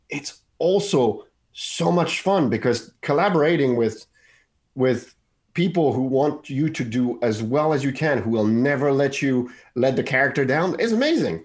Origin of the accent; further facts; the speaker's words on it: Paris, Île-de-France, France; I grew up in Paris